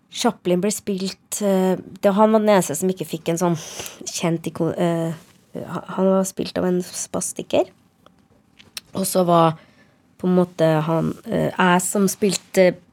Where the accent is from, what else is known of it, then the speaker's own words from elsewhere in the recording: Trondheim, Trøndelag, Norway; first language Norwegian; moved away; also born or lived in Harstad / Nesna; Jeg vokste opp eh, fra jeg var seks i Trondheim, da. Men jeg er født, jeg er født i Harstad, og så flytta vi til Nesna